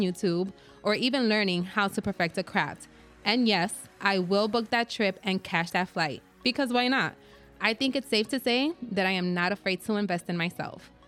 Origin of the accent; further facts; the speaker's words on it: New York City, New York, United States; I'm Puerto Rican and Dominican, born and raised in the Bronx